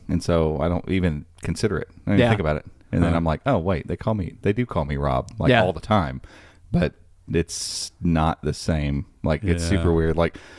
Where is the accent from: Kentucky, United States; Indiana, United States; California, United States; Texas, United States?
Kentucky, United States; I grew up in Meade County, and so they moved to Elizabethtown, and he nicknamed everything.